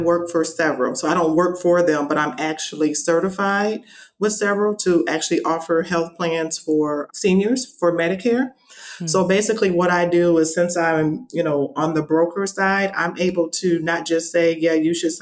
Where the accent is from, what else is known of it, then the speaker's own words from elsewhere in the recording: Michigan, United States; moved away as an adult; now in Las Vegas, United States; Originally, I am from Michigan, so I'm a Michigan native